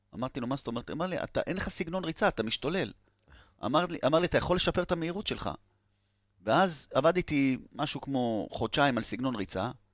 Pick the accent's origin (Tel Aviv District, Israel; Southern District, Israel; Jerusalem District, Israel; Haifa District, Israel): Tel Aviv District, Israel; Tel Aviv; תל אביבי במקור